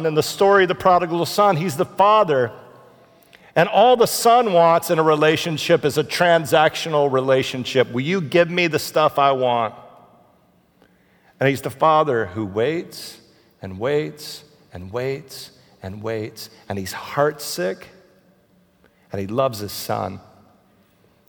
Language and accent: English; Houston, Texas, United States; I'm from Houston.